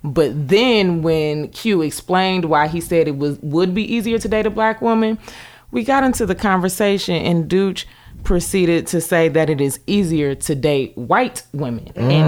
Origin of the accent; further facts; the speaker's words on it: Cleveland, Ohio, United States; No, I'm from Ohio, Cleveland.